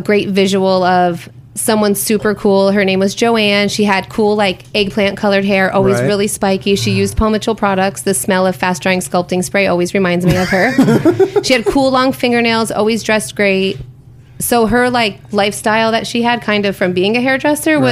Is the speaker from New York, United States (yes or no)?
yes; Schenectady, New York, United States; I grew up in upstate New York, a place called Schenectady.